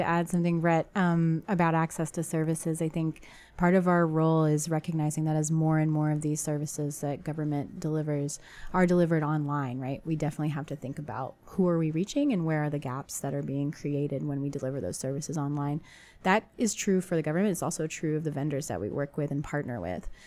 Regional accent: San Antonio, Texas, United States; also born or lived in Cambridge, Massachusetts; San Antonio being my hometown

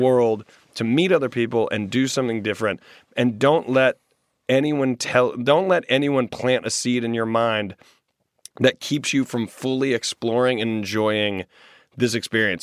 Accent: Greenville, the South, United States; also born or lived in Washington, D.C. / New York City; now in Los Angeles, United States; When I go back to my hometown in Greenville

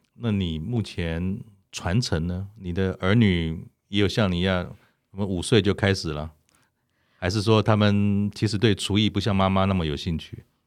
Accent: Taiwan; 我们已经在台湾长大

